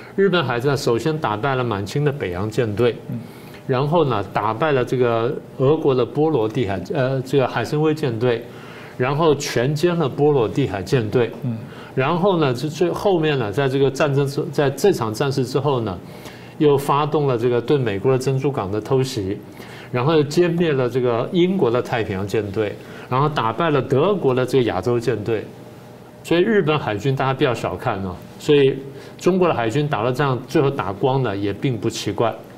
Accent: Taiwan; 我父母亲就这样嗯。因为颠沛流离，然后离开了家乡之后来到台湾，然后，呃，这个我在这边成长了

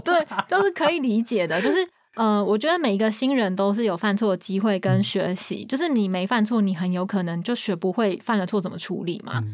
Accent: Taiwan; 台湾人还是会有，你讲英文一定会有口音

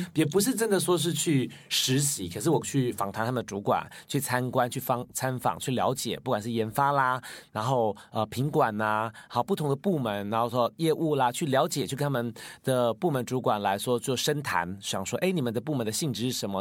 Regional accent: Taiwan; moved away as an adult; also born or lived in United Kingdom; 二十二岁以前都在台湾

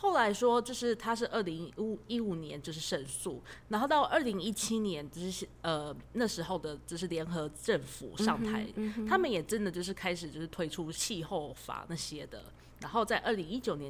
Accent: Taiwan; moved away as an adult; now in Netherlands; 我们台湾人到了荷兰，

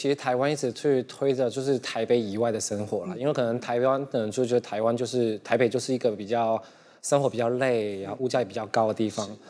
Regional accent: Hong Kong; first language Cantonese; Chinese is a second language; moved away as an adult; now in Taiwan; 大家好，

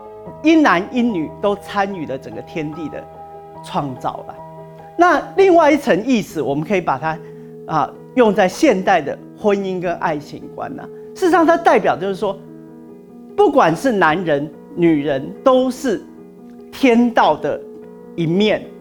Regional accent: China; 就是我们中国人讲的这个太极之道啦

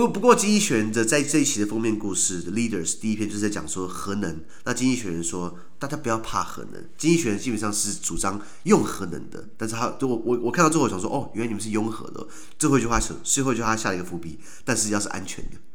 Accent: Taiwan; 我们台湾人

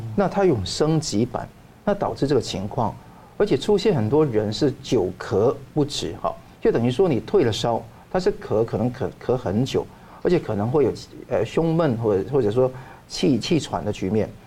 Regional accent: Taiwan; 我们台湾人

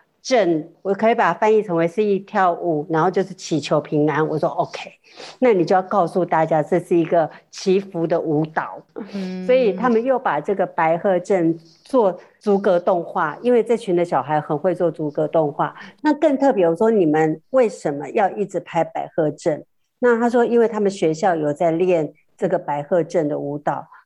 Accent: northern Taiwan, Taiwan; 因为我是北部的孩子，我从来没在庙里头看过这些所谓的什么什么镇什么镇

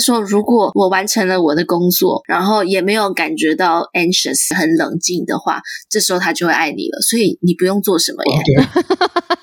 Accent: Taiwan; 我们台湾人

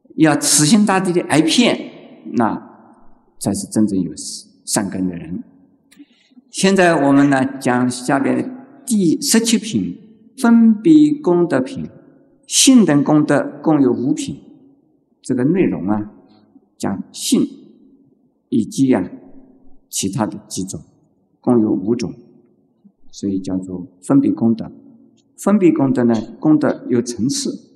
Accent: China; 像我们中国人哭成那个样子的天翻地覆的哭法

